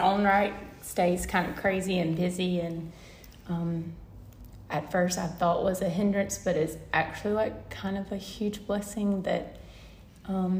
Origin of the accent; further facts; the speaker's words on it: the South, United States; me growing up down in the South